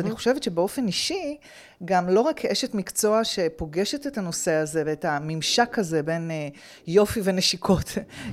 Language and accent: Hebrew; Petah Tikva, Central District, Israel; גדלתי בפתח תקווה